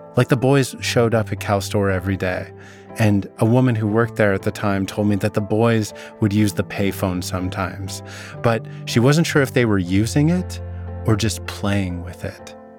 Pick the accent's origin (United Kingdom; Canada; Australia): Canada; Vernon, British Columbia; You need to know about my hometown. Vernon's located in the Okanagan, a region in the interior of British Columbia